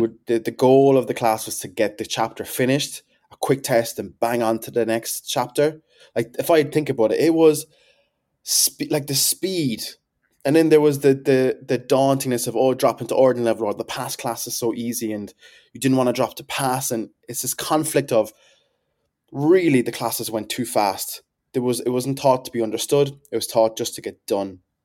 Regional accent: Whitechurch, Munster, Ireland; I am a farmer's son and I'm from Whitchurch in Cork

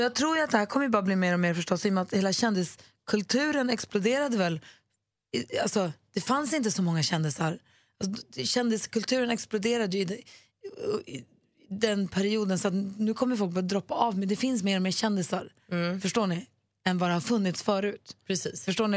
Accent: Luleå, Norrbotten County, Sweden; moved away; also born or lived in Småland / Gothenburg; jag är uppvuxen i Luleå, men vi bodde ju i Småland och Göteborg först.

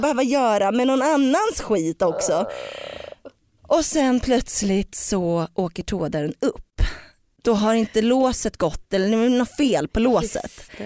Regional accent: Stallarholmen, Södermanland, Sweden; moved away; also born or lived in Eskilstuna; när jag är i byn jag kommer från, Stallaholmen

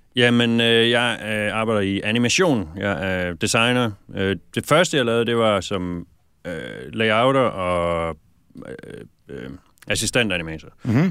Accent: Aarhus, Central Denmark Region, Denmark; moved away as an adult; also born or lived in Viborg / London; now in Los Angeles, United States; jeg voksede op i Aarhus

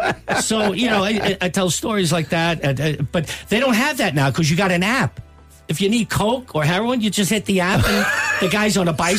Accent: United States; Is this normal for an American landing in Dublin?

